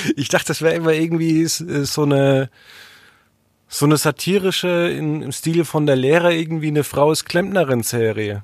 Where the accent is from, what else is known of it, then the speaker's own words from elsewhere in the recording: Franconia, Bavaria, Germany; das kommt ja aus dem Nachbardorf, wo ich aufgewachsen bin.